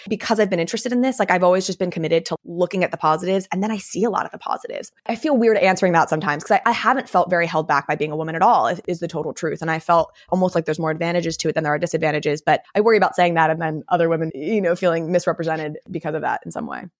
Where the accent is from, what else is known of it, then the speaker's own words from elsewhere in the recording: Vermont, United States; I grew up in Vermont, which is obviously a very liberal state